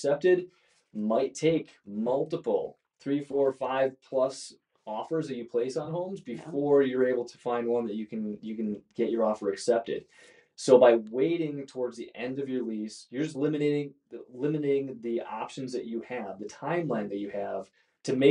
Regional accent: Brillion, Wisconsin, United States; also born or lived in Madison, Wisconsin / Wauwatosa, Wisconsin; I grew up in Northeast Wisconsin

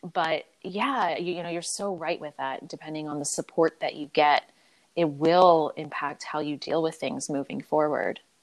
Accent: Philadelphia, Pennsylvania, United States; I was born and raised in Philadelphia.

